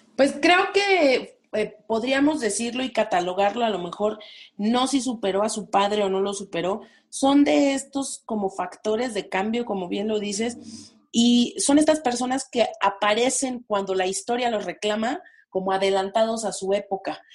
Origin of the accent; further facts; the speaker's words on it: Mexico; como mexicanos